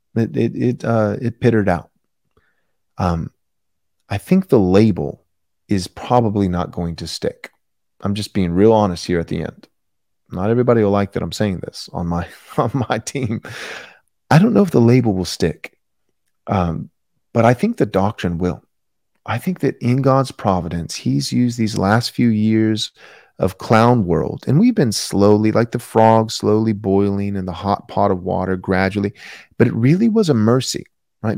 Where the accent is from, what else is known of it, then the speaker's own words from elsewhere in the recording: United States; I'm an American